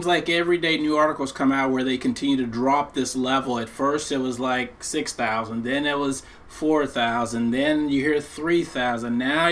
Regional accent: Texas, United States; I'm from Texas

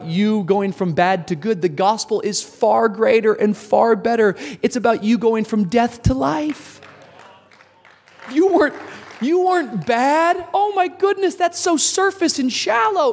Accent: Miami, Florida, United States; also born or lived in Tacoma, Washington; All the way from Tacoma, Washington, the suburbs, into the inner city of Miami

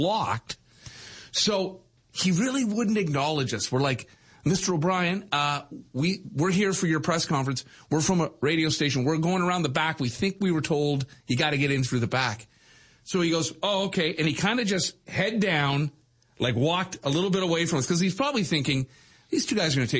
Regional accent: Brampton, Ontario, Canada; growing up in Bramley

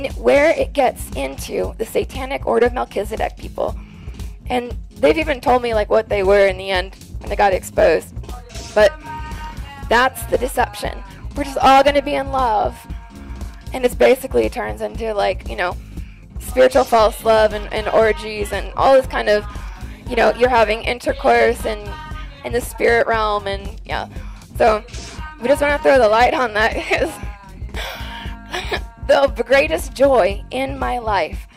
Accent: Texas, United States; I'm from Texas.

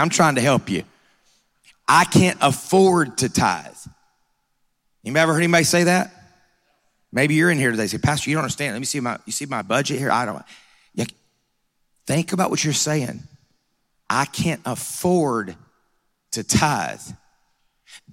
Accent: Georgia, United States; I'm from Georgia

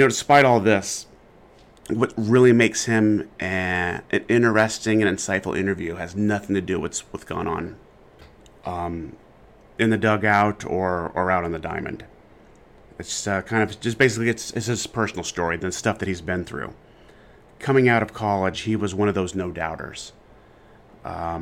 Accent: Omaha, Nebraska, United States; I'm from Omaha, so I don't know the East Coast so good.

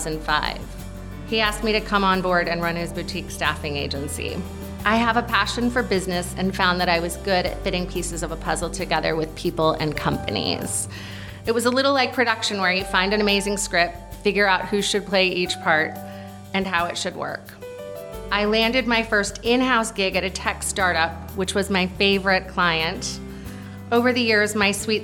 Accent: California, United States; also born or lived in Ohio; I grew up in California

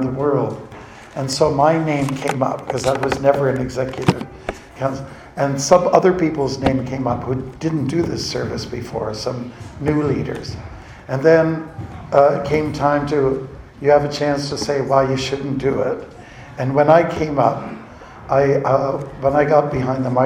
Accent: Canada; I'm from Canada

